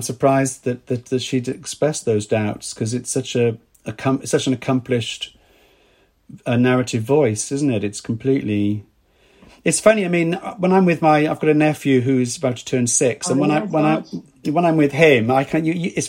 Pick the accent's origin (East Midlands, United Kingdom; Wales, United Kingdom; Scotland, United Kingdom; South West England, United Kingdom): Wales, United Kingdom; accent: Welsh; now in London, United Kingdom; when I came from Wales to London, and my accent very quickly changed once I was surrounded by people that weren't Welsh.